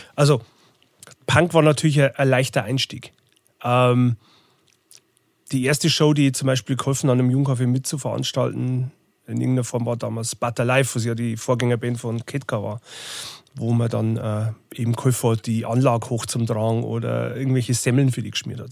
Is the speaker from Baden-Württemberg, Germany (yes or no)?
no; Bodenmais, Bavaria, Germany; moved away as an adult; also born or lived in Regensburg / Munich / Berlin / Zwiesel; Wo ich herkomme, ist, ich komme aus dem Bayerischen Wald. äh, Bodenmeisung